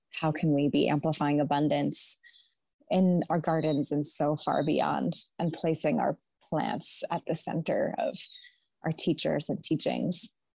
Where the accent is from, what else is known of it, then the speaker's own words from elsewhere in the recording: Naples, New York, United States; I grew up here in the Finger Lakes of Western New York in my father's garden